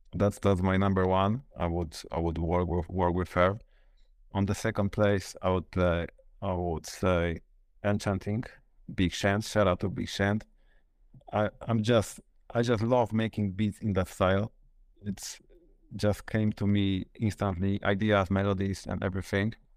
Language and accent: English; Luboń, Greater Poland, Poland; I'm from Poland, and the city is, I would say, Poznań, because this is the nearest, biggest city near, nearby me, but it's actually Lublin. Luboń, it's ne-, City Next to Poznań.